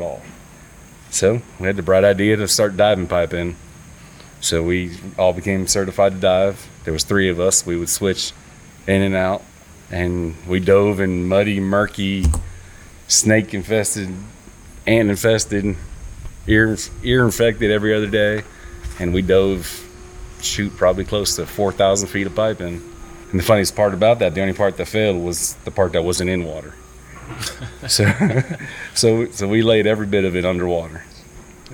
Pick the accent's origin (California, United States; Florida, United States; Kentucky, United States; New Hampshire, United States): Florida, United States; Miami; moved away as an adult; also born or lived in Naples, Florida; now in North Carolina, United States; I was born in Miami, Florida